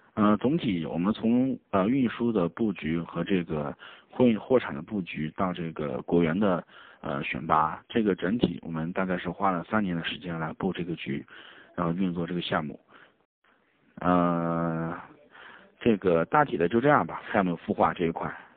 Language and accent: Chinese; China; 我们中国人叫昆曼公路